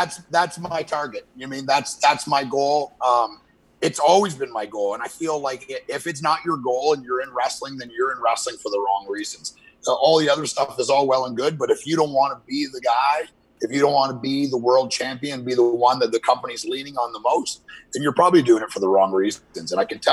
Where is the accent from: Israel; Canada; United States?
Canada; because I'm a Canadian, hot-blood Canadian pig.